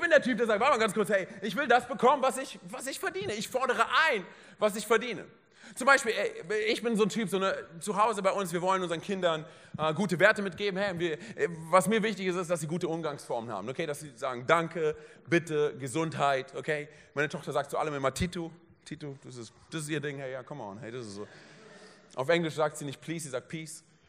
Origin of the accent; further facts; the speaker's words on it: Berlin, Germany; moved away; ich komme aus Berlin, meine Frau auch